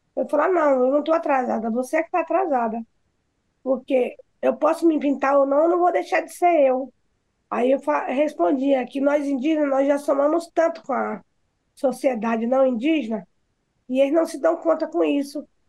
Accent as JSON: {"language": "Portuguese", "area": "Pataxó village", "region": "Bahia", "country": "Brazil", "said": "aqui na minha aldeia"}